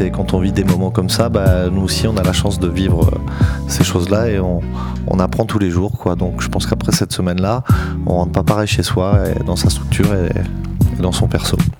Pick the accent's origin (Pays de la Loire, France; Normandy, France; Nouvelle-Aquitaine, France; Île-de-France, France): Normandy, France; je suis un Normand